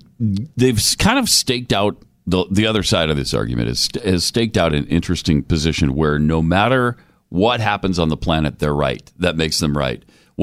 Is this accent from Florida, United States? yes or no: no; Montana, United States; I grew up in Montana.